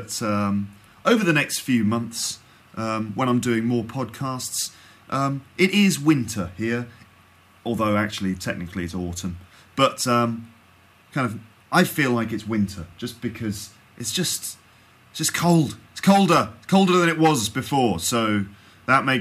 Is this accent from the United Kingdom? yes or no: yes; United Kingdom; I'm British